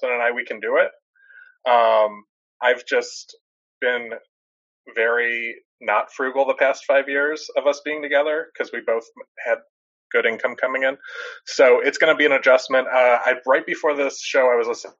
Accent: Dallas, Texas, United States; I'm 39 years old. I'm from Dallas, Texas

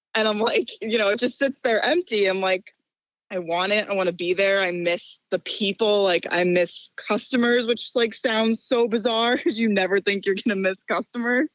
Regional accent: Ridgewood, New Jersey, United States; my hometown in Ridgewood, New Jer-

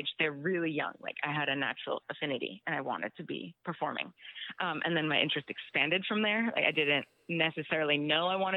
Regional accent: Miami, Florida, United States; moved away; I'm from South Miami Dade, 305

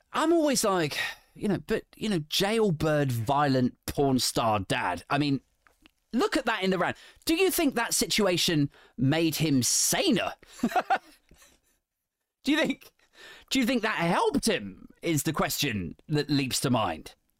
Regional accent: England, United Kingdom; I'm English

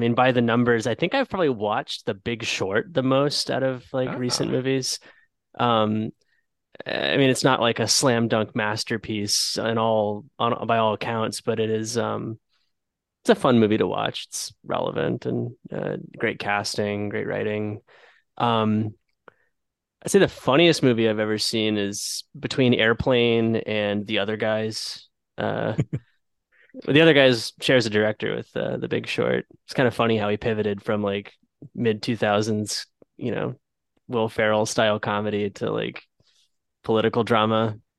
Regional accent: Jacksonville, Florida, United States; now in Atlanta, United States; I'm originally from Jacksonville, like the other two-thirds of the hosts.

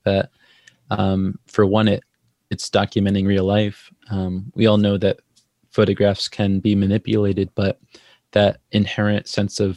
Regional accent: Southampton, New York, United States; I grew up on the Shinnecock Indian Reservation in Southampton, New York

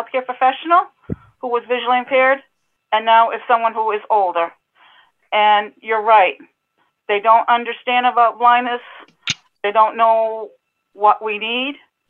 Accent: Massachusetts, United States; I am from Massachusetts, your Cape Cod connection

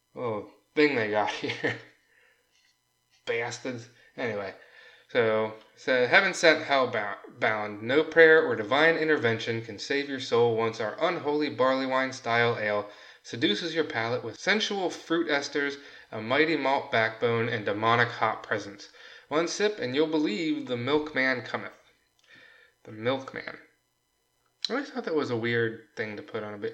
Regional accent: United States; I'm an American

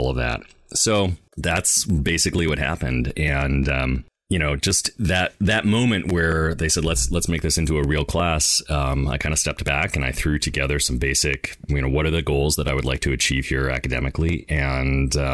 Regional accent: Wisconsin, United States; now in Seattle, United States; I grew up in Wisconsin. I grew up in Wisconsin, actually, the home of TSR

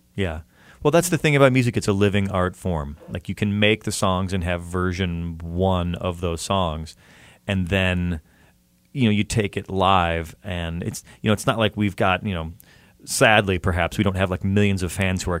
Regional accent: outside of Chicago, Illinois, United States; now in Pasadena, United States; I grew up outside of Chicago in like a suburban type area with a lot of cornfields

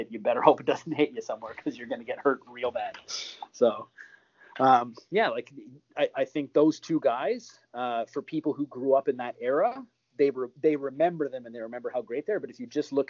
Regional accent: Montreal, Quebec, Canada; I grew up in Montreal

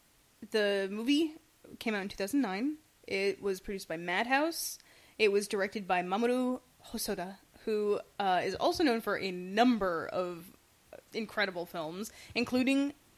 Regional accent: United States; We're from the United States. Our families are, like, immigrants from, like, poor European cities.

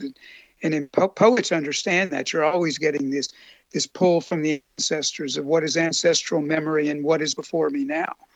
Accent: Appalachia, United States; moved away as an adult; also born or lived in South (US) / New Orleans; now in Germany; I was born in Appalachia, and then drift down to the Mississippi Delta and live in New Orleans

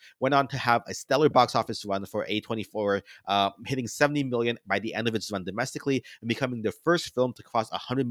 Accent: United States; I'm Asian American

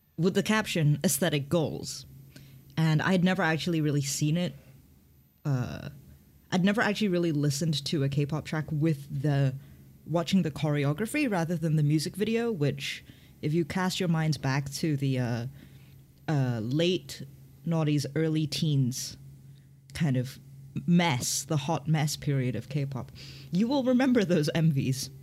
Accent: Hong Kong; I grew up in Hong Kong

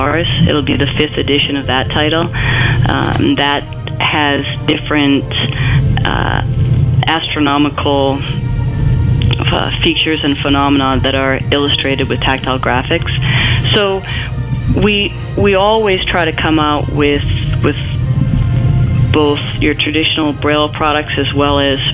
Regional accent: Maine, United States; also born or lived in Boston; I was born and raised in Maine

